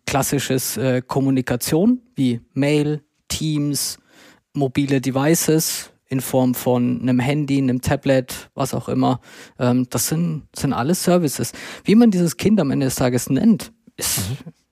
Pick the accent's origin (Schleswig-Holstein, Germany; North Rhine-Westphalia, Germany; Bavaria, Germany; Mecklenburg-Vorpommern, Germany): Bavaria, Germany; Würzburg; moved away as an adult; now in Munich, Germany; ich komme gebürtig aus Würzburg, dort bin ich geboren und aufgewachsen